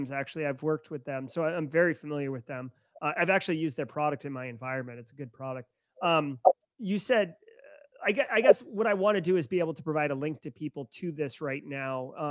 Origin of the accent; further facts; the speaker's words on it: Texas, United States; moved away; don't live in Texas. I'm from Texas, but I don't live there now.